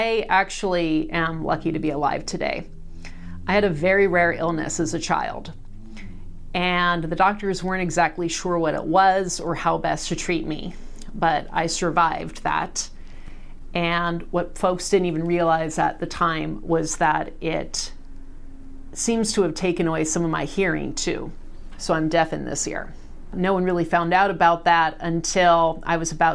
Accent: Salem, Oregon, United States; Born and raised in Salem

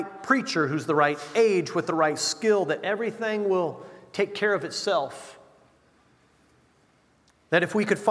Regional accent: United States

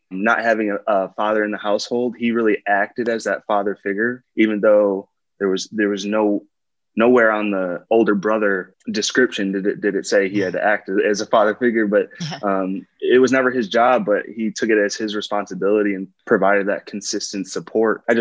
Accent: West Bend, Wisconsin, United States; also born or lived in Brown Deer; I grew up in West Bend, Wisconsin, a small city about 30 minutes north of, of uh, Milwaukee, Wisconsin.

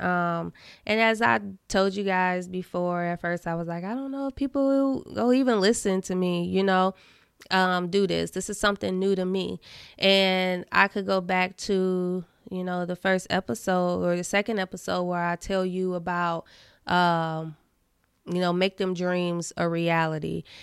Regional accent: Indiana, United States; I'm from Indiana

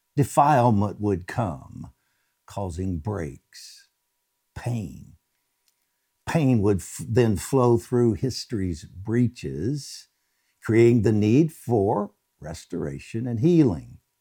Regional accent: United States; as an American

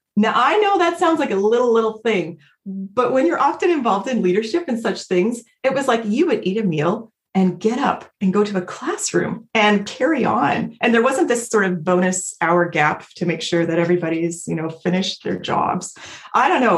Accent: Independence, Missouri, United States; moved away as an adult; now in Vancouver, Canada; I live in Vancouver, BC, but I grew up in Independence, Missouri

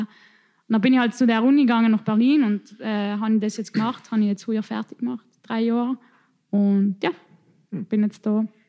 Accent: South Tyrol, Trentino-Alto Adige, Italy; accent: South Tyrolean dialect; in unserem Dialekt

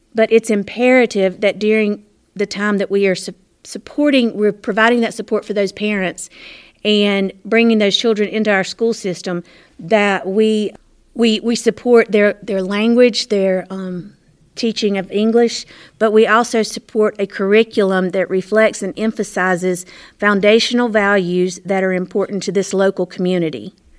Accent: Morganton, North Carolina, United States; I was born and raised in Morganton. Lived, lived my whole life here.

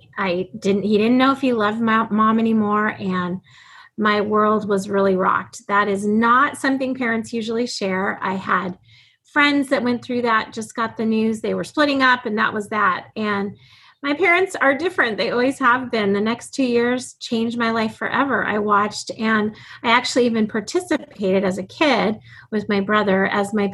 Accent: Alaska, United States; I was born and raised in Alaska

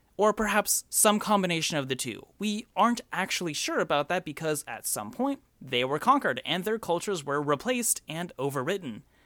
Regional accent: United States; I'm from America

